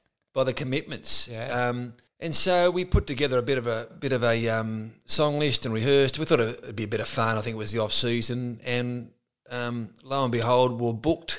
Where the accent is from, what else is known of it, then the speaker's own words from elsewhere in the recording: Tasmania, Australia; Growing up in Tasmania in the northwest coast